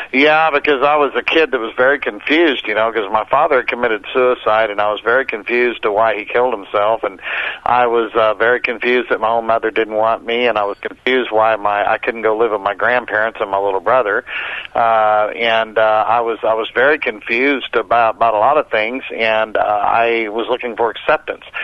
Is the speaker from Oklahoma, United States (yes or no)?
yes; Oklahoma, United States; growing up in the South in Oklahoma.